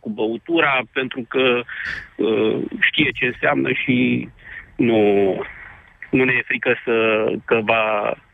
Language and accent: Romanian; Roșiori de Vede, Teleorman County, Romania; noi suntem din Roșiori, nu din Alexandria.